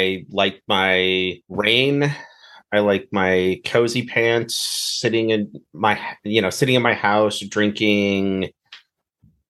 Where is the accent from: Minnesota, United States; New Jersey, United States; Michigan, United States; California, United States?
Minnesota, United States; I grew up in Minnesota